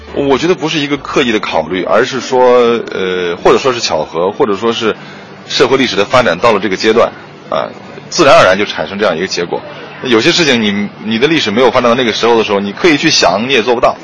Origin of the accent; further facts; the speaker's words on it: Gansu, China; 而我本身又是出生在戈壁上，我是在甘肃出生的，所以我对那儿特别有感觉